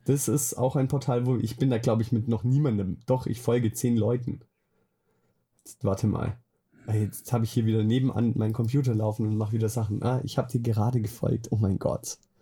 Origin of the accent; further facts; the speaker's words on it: Swabia, Baden-Württemberg, Germany; now in Bavaria, Germany; ursprünglich komme ich aus dem Schwabeländle. Ah, aus dem Schwabeländle, ah. aus Diebinger